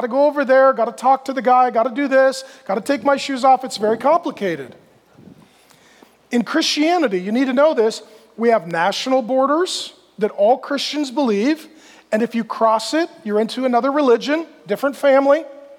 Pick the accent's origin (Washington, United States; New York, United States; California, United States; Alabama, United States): Washington, United States; also born or lived in Grand Forks, North Dakota; now in Texas, United States; so I was born in Grand Forks, North Dakota, and then my family moved to Washington, lived there. I've moved down to Phoenix more recently.